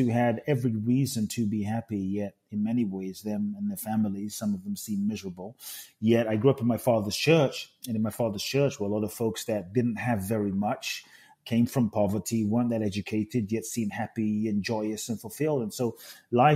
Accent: London, United Kingdom; also born or lived in Ghana; now in United States; I grew up in London

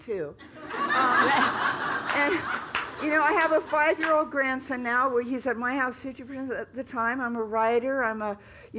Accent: California, United States; I grew up in California

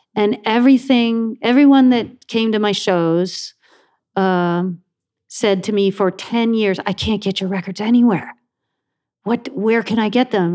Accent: Buffalo, New York, United States; I grew up in Buffalo

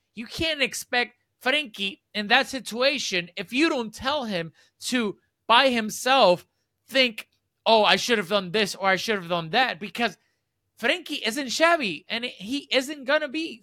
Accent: Puerto Rico; I'm from Puerto Rico

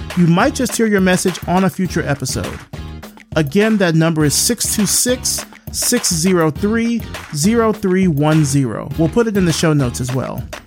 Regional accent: Selma, Alabama, United States; my hometown of Selma, Alabama

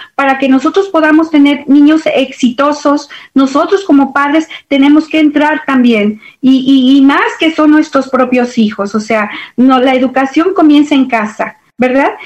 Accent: León, Guanajuato, Mexico; moved away as an adult; now in Dallas, United States; soy originaria de León, Guanajuato, México, muy orgullosamente de mi estado y de mi tierra. Llegué aquí a Estados Unidos porque me casé.

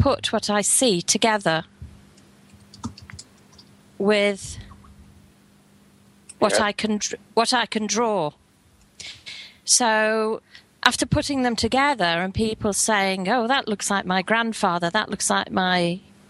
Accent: Liverpool, North West England, United Kingdom; Yes, I'm from Liverpool, and born and bred in Liverpool

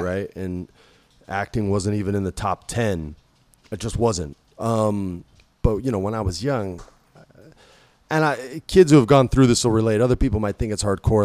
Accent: New Mexico, United States; I grew up in New Mexico

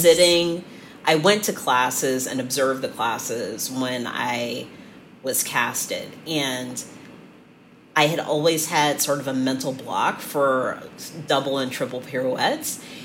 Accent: San Francisco, California, United States; now in Cleveland, United States; I grew up in San Francisco.

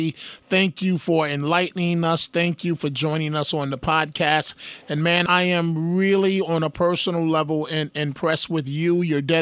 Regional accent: New York City, New York, United States; growing up in New York City and overcoming numerous obstacles

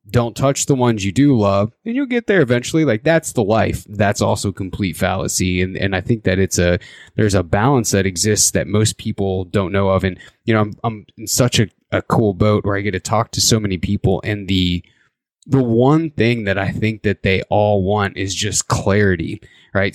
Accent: Indiana, United States; born or raised there; now in Idaho, United States

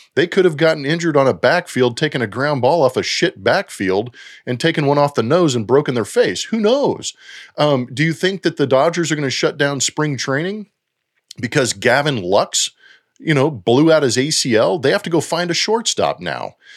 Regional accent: United States; I'm an American

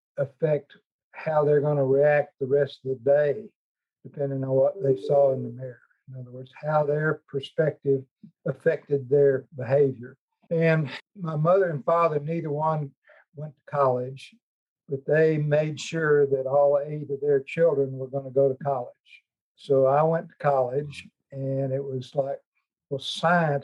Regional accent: Fort Smith, Arkansas, United States; I grew up in Fort Smith, Arkansas, in a household with 8 children

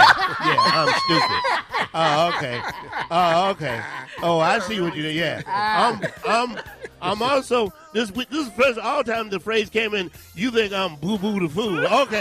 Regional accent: South Carolina, United States; I hate I'm from South Carolina. I really do.

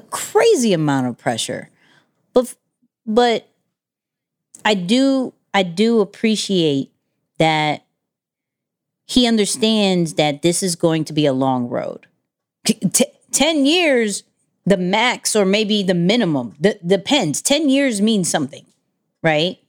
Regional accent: New York, United States; I'm a New Yorker

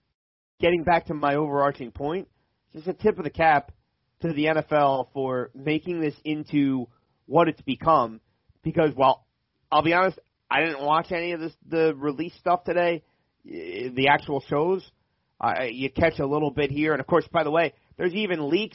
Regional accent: New Jersey, United States; growing up in South Jersey

